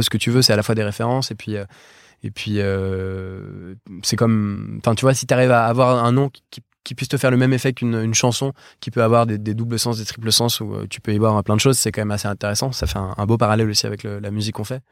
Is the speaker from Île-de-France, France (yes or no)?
yes; Paris, Île-de-France, France; on vient tous de Paris